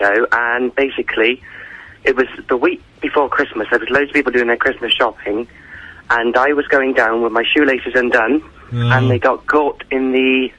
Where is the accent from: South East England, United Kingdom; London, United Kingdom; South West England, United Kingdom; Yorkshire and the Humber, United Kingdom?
South West England, United Kingdom; Weymouth; I'm 14, and I'm from Weymouth.